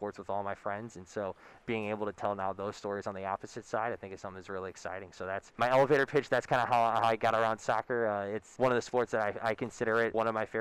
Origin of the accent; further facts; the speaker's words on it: St. Louis, Missouri, United States; moved away as an adult; I grew up in St. Louis, Missouri. I lived there the first 18 years of my life